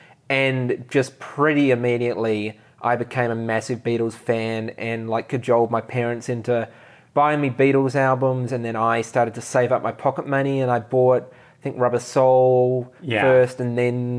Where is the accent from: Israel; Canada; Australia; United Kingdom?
Australia; born or raised there